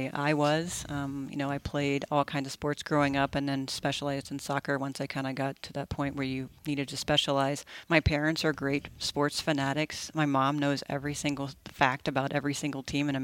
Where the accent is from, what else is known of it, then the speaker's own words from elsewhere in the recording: 30 minutes from Texas State University, United States; moved away as an adult; I ended up at Texas State University, which was only 30 minutes from my hometown